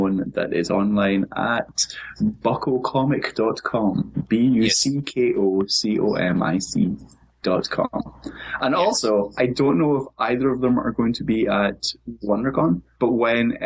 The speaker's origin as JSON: {"language": "English", "region": "Scotland", "country": "United Kingdom", "said": "stereotypically Scottish"}